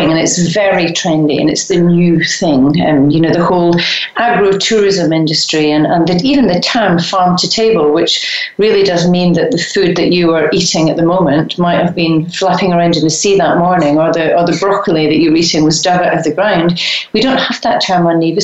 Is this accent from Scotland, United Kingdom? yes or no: yes; Scotland, United Kingdom; I'm Scottish